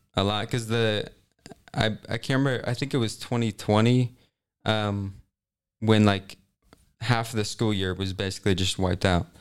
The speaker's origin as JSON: {"language": "English", "town": "Kansas City", "region": "Missouri", "country": "United States", "tie": "born or raised there", "said": "I'm from, okay, technically Kansas City area"}